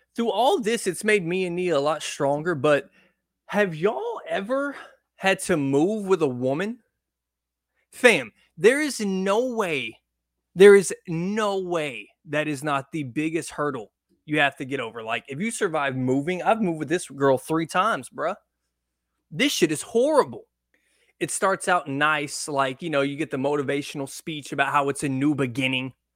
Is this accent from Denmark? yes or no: no; Texarkana, United States; moved away; I was born in Texarkana